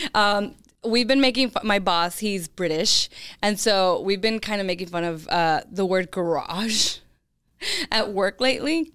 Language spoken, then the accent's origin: English; California, United States; I'm from California